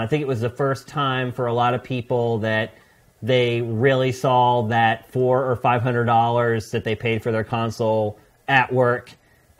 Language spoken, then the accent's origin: English; Philadelphia, Pennsylvania, United States; moved away as an adult; now in California, United States; I'm this kid from Philly